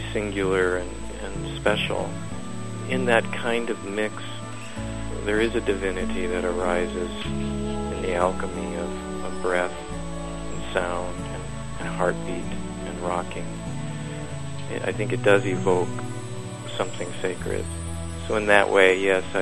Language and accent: English; Council Bluffs, Iowa, United States; I was born in Council Bluffs, Iowa, which is across the Missouri River from Omaha